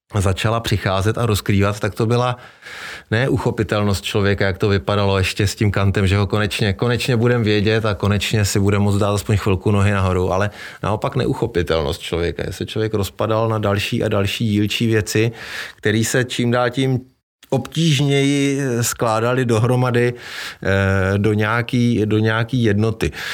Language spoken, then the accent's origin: Czech; Czechia; u nás v Čechách